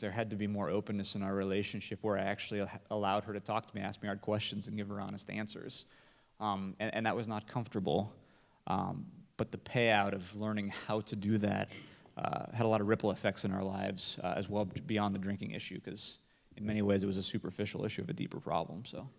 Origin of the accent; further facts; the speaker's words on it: Nebraska, United States; I'm from Nebraska